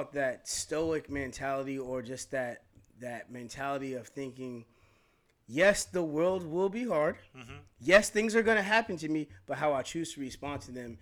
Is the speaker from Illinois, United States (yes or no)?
no; San Francisco, California, United States; growing up in San Francisco and going to the type of schools that I've gone through